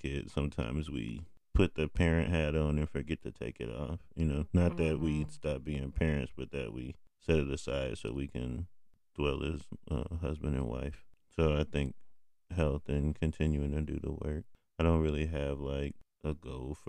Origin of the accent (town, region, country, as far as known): United States